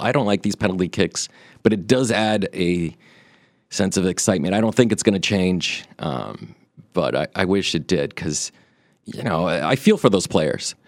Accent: Brazil; I was born in Brazil

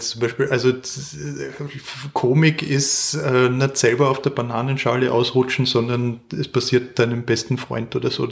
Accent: Klagenfurt, Carinthia, Austria; born there; Ich bin äh, in Klagenfurt geboren, 1981

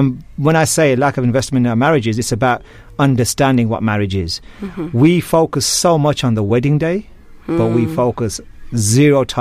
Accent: Birmingham, West Midlands, United Kingdom; moved away as an adult; also born or lived in London; now in Malaysia; I'm actually a Brummie boy myself. Mm. I was born and bred in Birmingham

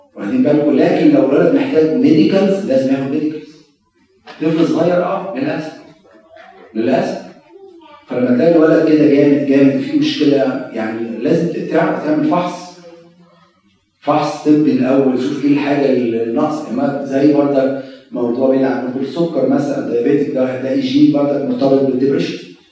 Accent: Egypt; also born or lived in Maryland, United States; now in United States; كخدام مصريين

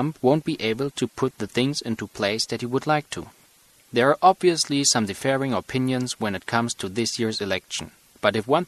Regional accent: Leipzig, Saxony, Germany; moved away as an adult; now in United States; I'm from Leipzig in Germany. I'm an international student

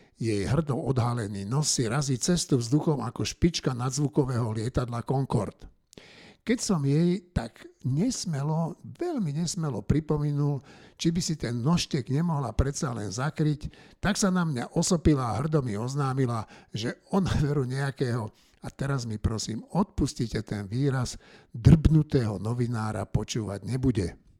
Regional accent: Slovakia; my Slováci poctiví

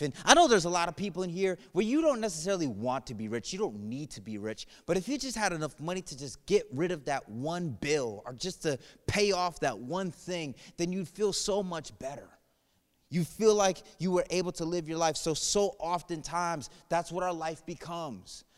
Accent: New England, United States; moved away; I'm from New England area, and when I turned sixteen, I got a job at the Basketball Hall of Fame

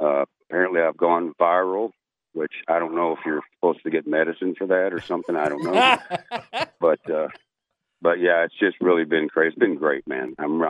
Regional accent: Fort Worth, Texas, United States; now in Florida, United States; I'm actually a Texas boy. I come from Fort Worth, Texas. Been out in Florida about 6 years, I think.

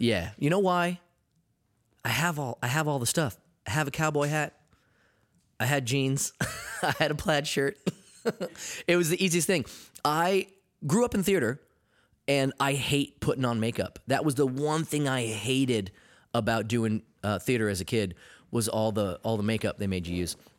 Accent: Maine, United States; being in Maine, um, growing up, uh, I was, I was the ethnic kid.

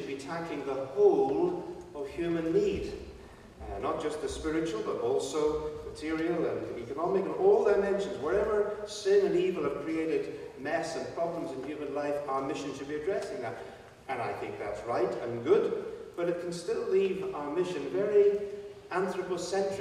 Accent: Belfast, Northern Ireland, United Kingdom; I am British, but I'm not English. I'm from Northern Ireland, from Belfast

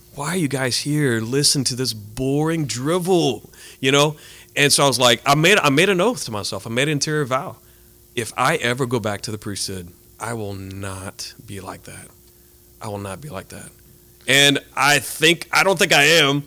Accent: Abbeville, Louisiana, United States; also born or lived in Colorado; now in Lafayette, United States; I am from Abbeville

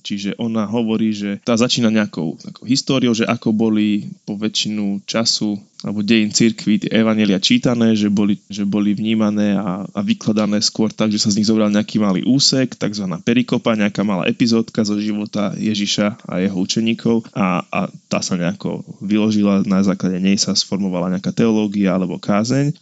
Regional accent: Slovakia; sme my Slováci

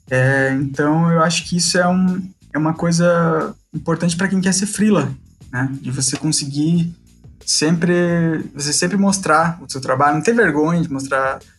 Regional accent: Curitiba, Paraná, Brazil; Eu sou curitibano

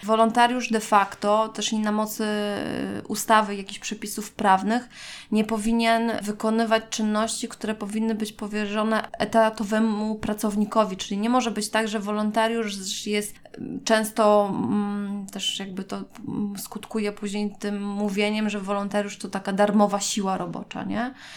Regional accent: Gdańsk, Pomeranian Voivodeship, Poland; jestem z Gdańska, więc też mieszkałam jeszcze wtedy z rodzicami

